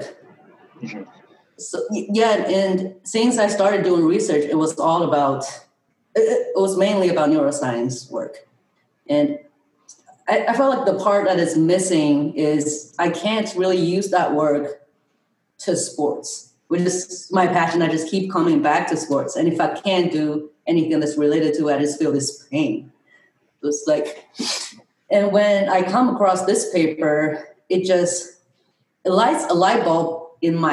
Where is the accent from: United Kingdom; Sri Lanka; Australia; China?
China; moved away as an adult; also born or lived in Tianjin / Pennsylvania; now in Arizona, United States; I'm originally from China